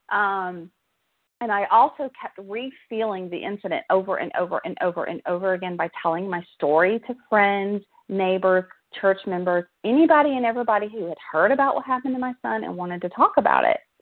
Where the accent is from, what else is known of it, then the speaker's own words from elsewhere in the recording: South Georgia, United States; accent: Southern; I grew up in South Georgia. Um, I'm a Southern girl, as you can probably tell from my accent